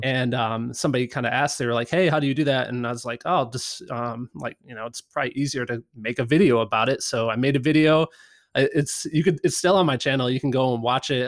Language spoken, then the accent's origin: English; Midwest, United States; I grew up in the Midwest